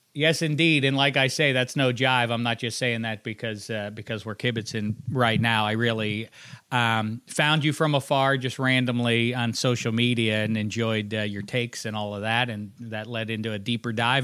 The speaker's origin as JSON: {"language": "English", "town": "Pittsburgh", "region": "Pennsylvania", "country": "United States", "also_born_or_lived": "Indiana", "said": "I'm from Pittsburgh"}